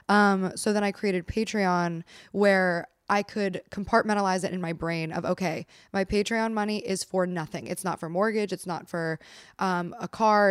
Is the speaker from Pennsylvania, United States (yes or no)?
yes; Pennsylvania, United States; moved away; I'm from Pennsylvania, same vibe